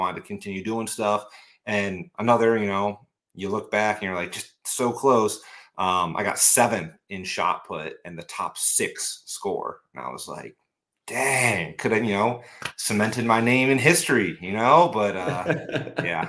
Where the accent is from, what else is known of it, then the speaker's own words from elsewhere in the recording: Cleveland, Ohio, United States; moved away as an adult; now in Cincinnati, United States; I grew up in Cleveland